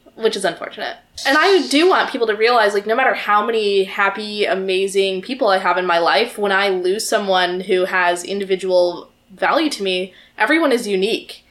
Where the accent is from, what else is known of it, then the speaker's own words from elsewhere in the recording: the South, United States; I grew up in the South